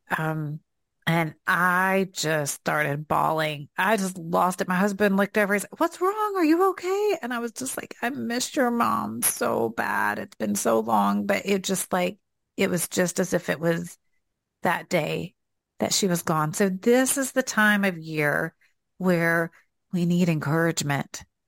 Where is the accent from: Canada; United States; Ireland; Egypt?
United States; the South; accent: Southern; here comes out my Southern accent